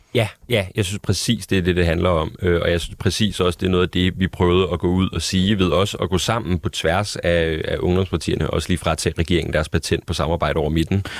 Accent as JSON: {"language": "Danish", "country": "Denmark", "said": "jeg er dansker"}